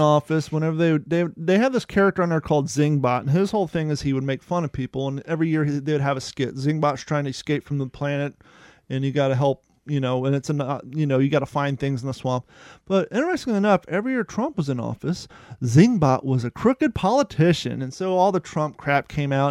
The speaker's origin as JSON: {"language": "English", "country": "United States", "tie": "born or raised there", "also_born_or_lived": "Ohio / Kentucky / Cape Coral, Florida", "moved": "yes", "said": "growing up in Ohio and in Kentucky"}